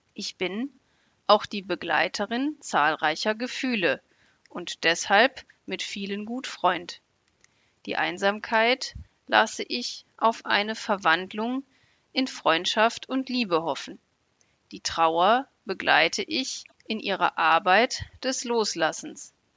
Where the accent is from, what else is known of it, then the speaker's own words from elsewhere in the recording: Germany; ich komme aus Deutschland.